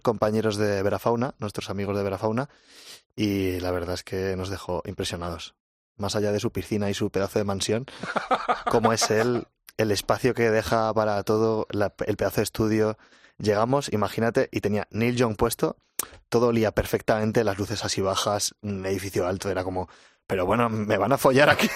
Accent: Huesca, Aragon, Spain; moved away as an adult; now in Madrid, Spain; Jorge, el batería y yo somos de Huesca

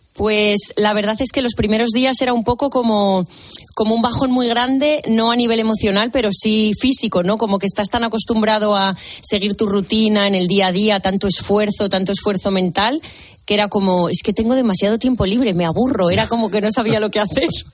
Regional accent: Zamora, Castile and León, Spain; moved away as an adult; also born or lived in Malta / Tenerife; now in Valencia, Spain; yo soy de Zamora, estudié en Zamora en la Escuela de Enfermería de allí

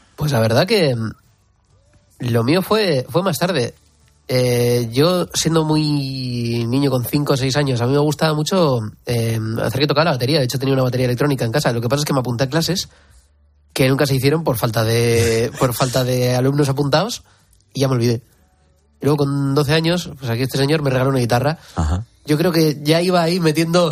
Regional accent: Bilbao, Basque Country, Spain; ya nací en Bilbao. Yo nací en Basurto

